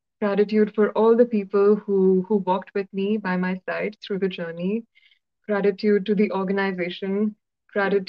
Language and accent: English; Hyderabad, Telangana, India; first language Telugu; English is a second language; my little world in Hyderabad, my hometown